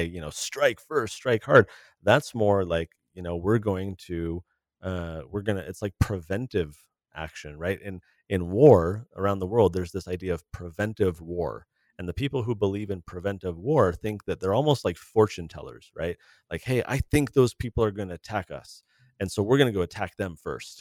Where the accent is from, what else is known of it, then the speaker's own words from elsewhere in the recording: California, United States; growing up in California in the eighties and nineties